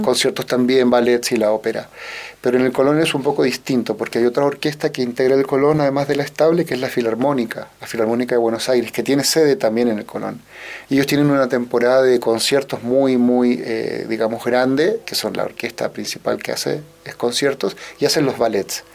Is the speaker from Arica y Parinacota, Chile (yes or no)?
no; Santiago, Santiago Metropolitan Region, Chile; yo nací acá en Santiago eh, de Chile, eh, tuve una infancia, diría yo, como todos los chicos de mi época